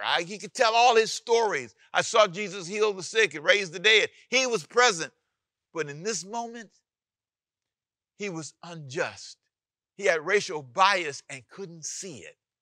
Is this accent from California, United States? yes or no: yes; Los Angeles, California, United States; also born or lived in Savannah, Georgia; where I was born in Savannah, Georgia, and where I needed to be raised, which is Los Angeles, California